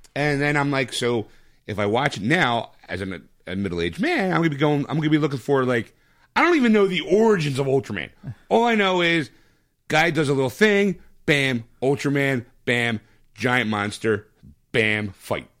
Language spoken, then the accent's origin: English; United States; I'm an American